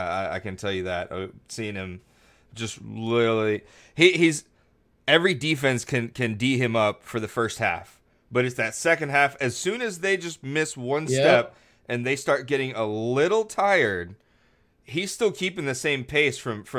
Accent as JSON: {"language": "English", "town": "Houston", "region": "Texas", "country": "United States", "said": "And I'm from Houston, so I mean"}